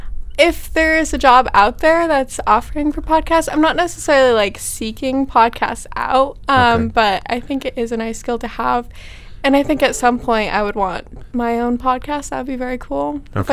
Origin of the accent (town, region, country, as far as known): Massachusetts, United States